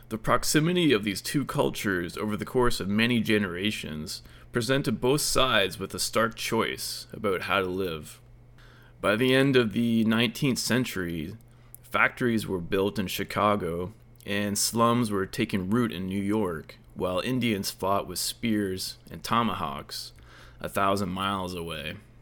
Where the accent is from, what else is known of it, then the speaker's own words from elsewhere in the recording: Lakefield, Ontario, Canada; moved away as an adult; also born or lived in Shanghai, China; When I began my new life in small town Lakefield, Ontario, after spending most of my twenties in Shanghai